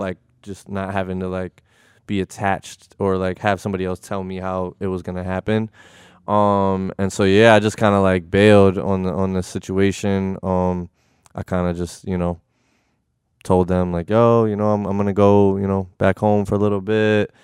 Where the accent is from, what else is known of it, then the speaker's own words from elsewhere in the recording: Connecticut, United States; moved away as an adult; also born or lived in Bridgeport / New Haven / Milford / North Haven; I was born in Connecticut. I was born in Bridgeport, um, hospital. And then, um, kinda moved around, you know, um, New Haven, Milford. I went to high school in North Haven.